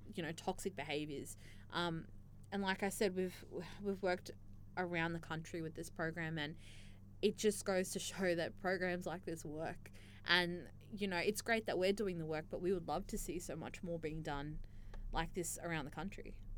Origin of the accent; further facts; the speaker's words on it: Australia; an Australian born um, young Muslim